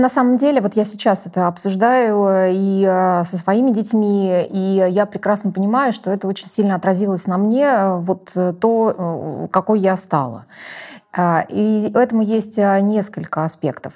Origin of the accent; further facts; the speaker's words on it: Ukraine; я росла э, в Украине